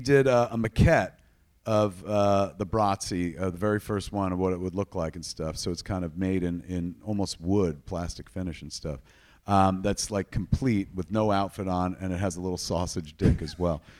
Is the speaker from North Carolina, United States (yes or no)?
no; Atlantic Highlands, New Jersey, United States; It's my hometown.